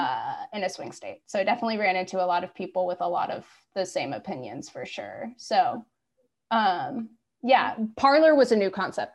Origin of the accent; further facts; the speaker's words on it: Midwest, United States; I'm from the Midwest, and I have like, I'm from the city, so it's not like I'm like from a very conservative place